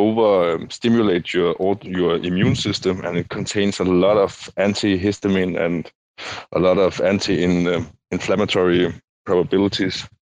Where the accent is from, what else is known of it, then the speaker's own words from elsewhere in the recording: Denmark; I'm from Denmark